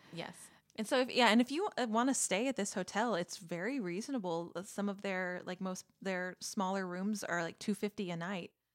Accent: Texas, United States; I'm from Texas

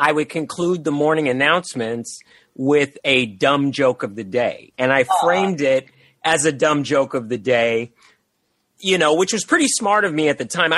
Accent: San Francisco, California, United States; moved away as an adult; also born or lived in Los Angeles; I was born up in Northern Cal and that's where my roots were

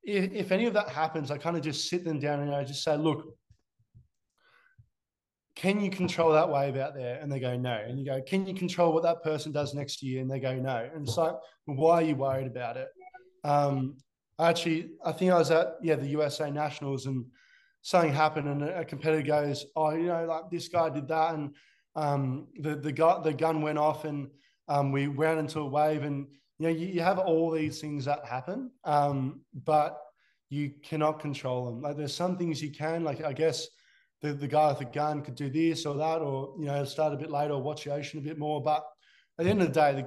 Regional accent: Australia; As an Aussie

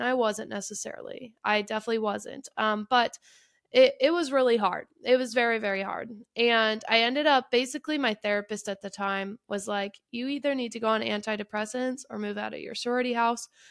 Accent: Detroit, Michigan, United States; I am from the Detroit area

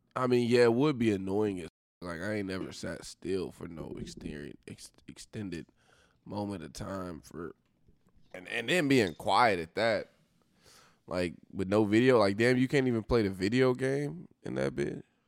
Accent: Oklahoma, United States

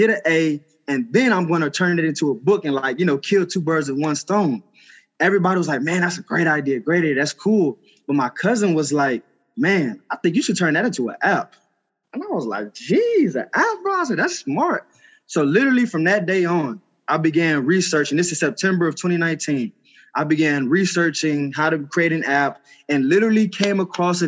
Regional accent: Houston, Texas, United States; moved away as an adult; also born or lived in Knoxville, Tennessee; I was raised in Houston, Texas

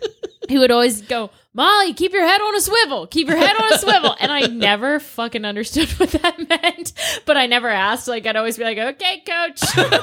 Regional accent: Baltimore, Maryland, United States; I grew up in Maryland.

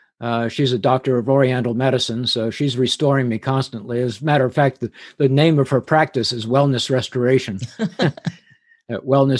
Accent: England, United Kingdom; accent: English; Plus the fact I had an English accent at the time. I grew up in England.

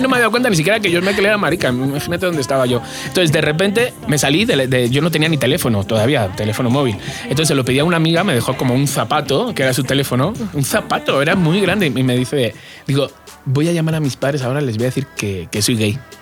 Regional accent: Alcobendas, Community of Madrid, Spain; moved away; de Alcobendas también, de mi pueblo

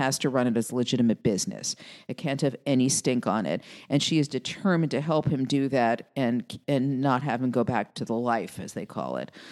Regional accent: New York City, New York, United States; my family growing up in Queens

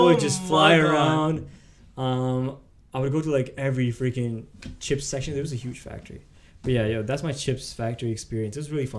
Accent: Canada; I am Canadian, you bastard.

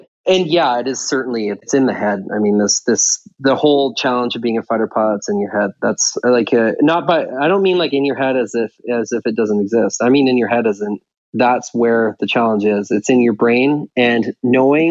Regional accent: Victoria, British Columbia, Canada; I was walking around in my hometown of Victoria

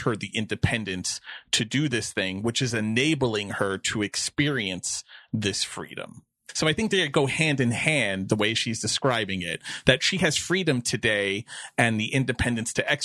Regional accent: New York City, New York, United States; moved away; I am a born and bred New Yorker. For those that don't know, I grew up in New York City and, you know, raised in Queens.

